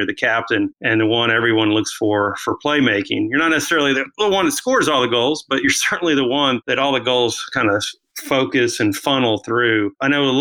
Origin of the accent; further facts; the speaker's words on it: Florida, United States; now in Dallas, United States; I grew up in Florida